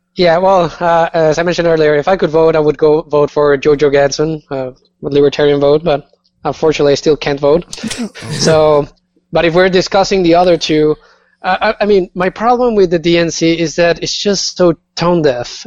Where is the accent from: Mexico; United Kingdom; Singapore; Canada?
Mexico; Chihuahua; now in United States; my hometown, Chihuahua